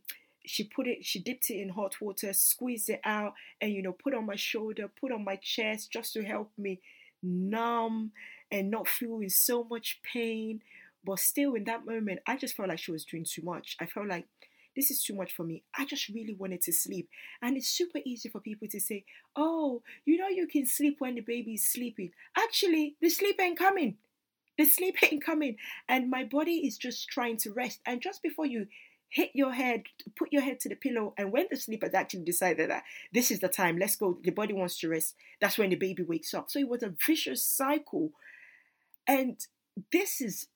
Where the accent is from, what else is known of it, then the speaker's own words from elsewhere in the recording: Nigeria; as a Nigerian woman